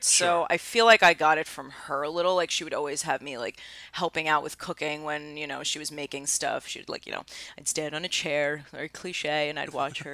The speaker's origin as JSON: {"language": "English", "town": "New York City", "region": "New York", "country": "United States", "said": "I was from Astoria"}